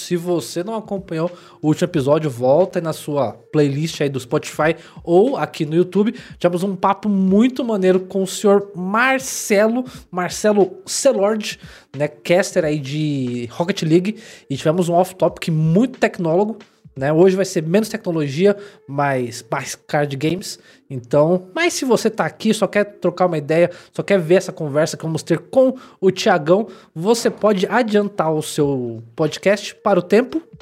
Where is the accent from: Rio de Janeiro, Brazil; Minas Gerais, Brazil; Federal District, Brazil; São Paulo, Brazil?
São Paulo, Brazil; eu sou paulista